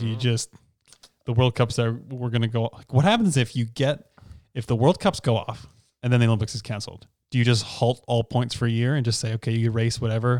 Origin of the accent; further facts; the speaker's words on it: Canada; I just mean I don't want to be in another country as a Canadian citizen if I'm really sick.